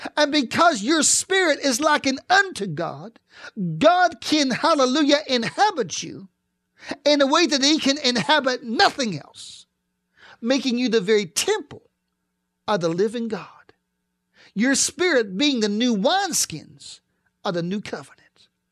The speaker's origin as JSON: {"language": "English", "town": "East Pittsburgh", "region": "Pennsylvania", "country": "United States", "tie": "born or raised there", "said": "I grew up in East Pittsburgh, and I was along the Allegheny River"}